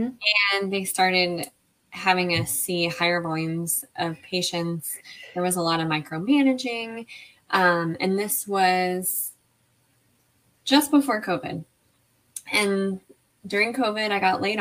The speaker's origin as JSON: {"language": "English", "town": "Lake Jackson", "region": "Texas", "country": "United States", "also_born_or_lived": "San Angelo, Texas", "moved": "as an adult", "lives_now": "Austin, United States", "said": "I am from Lake Jackson, Texas, a small town south of Houston. But I currently live in Austin, Texas."}